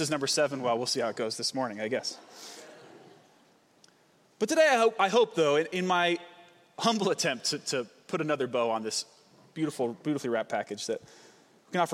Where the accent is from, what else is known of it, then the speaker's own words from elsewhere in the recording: Vancouver, Washington, United States; I'm from Vancouver, Washington